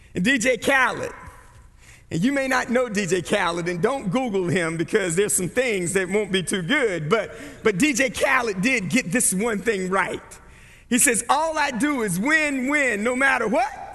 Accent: Barco, North Carolina, United States; growing up in Barco, North Carolina

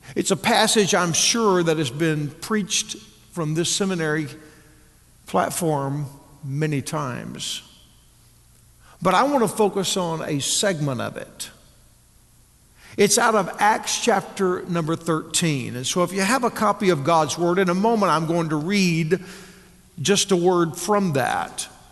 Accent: Texas, United States; moved away as an adult; now in Northwest Arkansas, United States; I was raised in Texas

